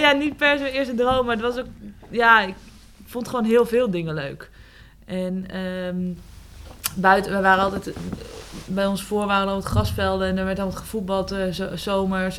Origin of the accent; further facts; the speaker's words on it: Eelde, Drenthe, Netherlands; Ja, ik ben opgegroeid in Eelde Zwolle. Eigenlijk mijn hele jeugd heb ik daar gewoond